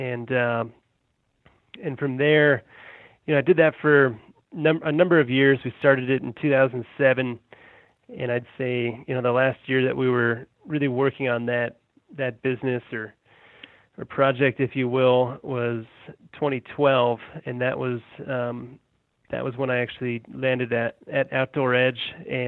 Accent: Colorado, United States; also born or lived in Massachusetts; So I've lived here for almost 22 years. I was born in Massachusetts, and my family's from New England. And my parents moved me and my brother out to Colorado when we were little kids

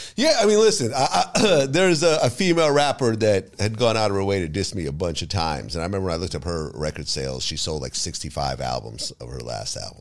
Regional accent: Ukraine; moved away; I was born in the Ukraine.

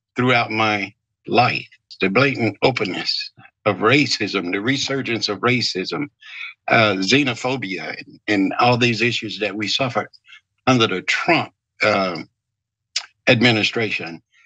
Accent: the South, United States; Growing up in the South

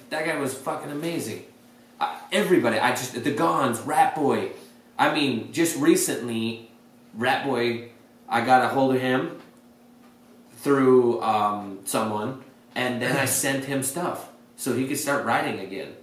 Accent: Great Falls, Montana, United States; moved away; I'm a nobody from Great Falls, Montana

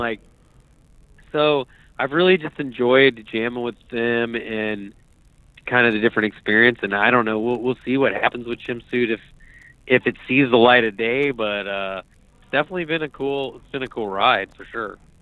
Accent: Fairfax, Virginia, United States; I grew up on the Virginia side of Washington D.C out there in the suburbs in Fairfax, Virginia

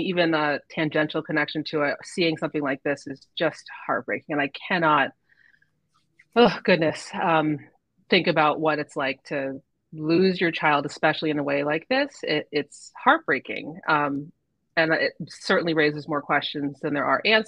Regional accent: Andover, Massachusetts, United States; also born or lived in Methuen; I'm from Merrimack Valley, grew up in Andover

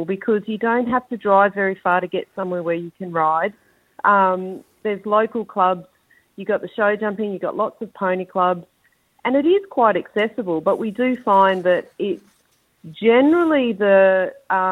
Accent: Darwin, Northern Territory, Australia; I'm born and bred in Darwin, so I've been here forever.

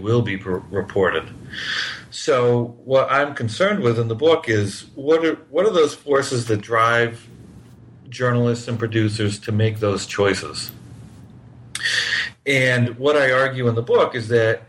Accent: New Hampshire, United States; now in Miami, United States; I grew up in New Hampshire

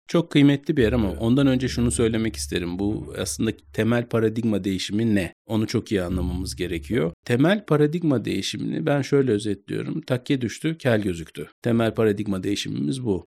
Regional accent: İzmir, Turkey; moved away; also born or lived in Istanbul / Vienna / Berlin; İzmir'de büyüdüm

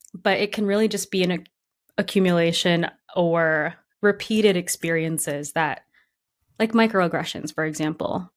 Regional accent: Grand Rapids, Michigan, United States; now in Brooklyn, United States; not a lot of diversity in Grand Rapids, Michigan.

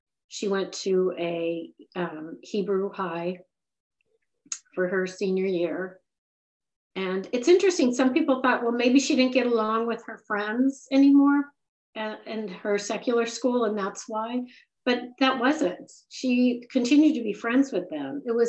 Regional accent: San Diego, California, United States; now in Boston, United States; Right, San Diego.

